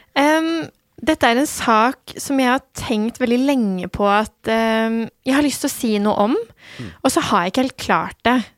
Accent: Norway; also born or lived in Turkey / Iran (ancestry); Jeg ble født i Tyrkia og kom til Norge da noen måneder gammel. Mm. Eh, og har bodd eh, her siden

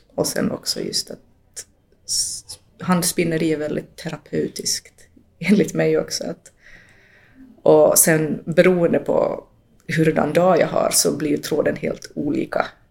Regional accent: Finland; also born or lived in Latin America (born) / Jakobstad region, Ostrobothnia; jag som finlandssvensk

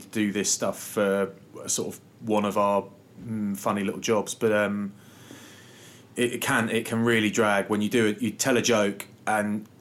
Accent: Maidstone, South East England, United Kingdom; We're from Maidstone.

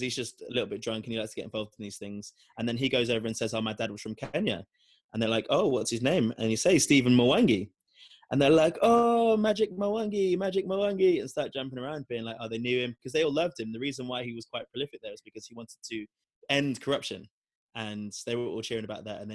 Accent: London, United Kingdom; I'm from London

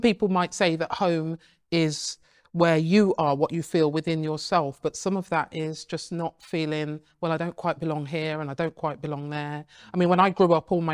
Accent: England, United Kingdom; although I was born in England

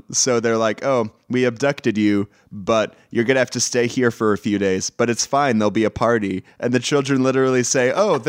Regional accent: Texas, United States; I'm from Texas.

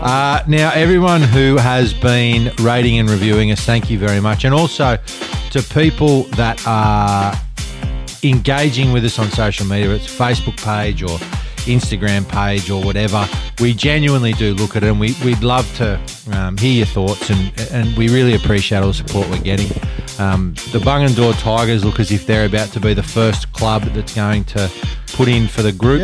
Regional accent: Ireland; I'm Irish. What do you mean? I've got a passport.

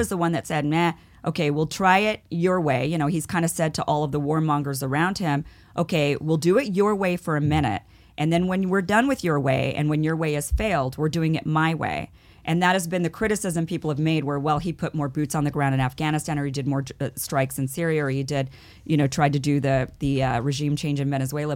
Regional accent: Idaho, United States; now in Los Angeles, United States; I grew up in Idaho, I'm from Idaho.

